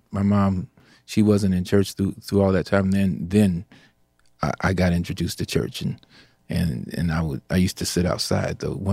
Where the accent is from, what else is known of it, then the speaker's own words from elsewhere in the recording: Indianapolis, Indiana, United States; Indianapolis, Indiana.